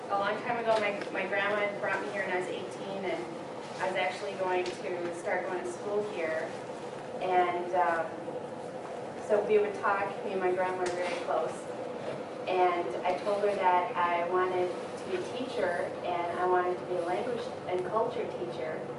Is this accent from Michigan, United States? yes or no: yes; near Harbor Springs, Petoskey, Michigan, United States; moved away; also born or lived in Lac Courte Oreilles, Wisconsin; I'm actually from Michigan. I'm from Odawa, up near Harbor Springs, Petoskey, and I used to live here about 12 years ago.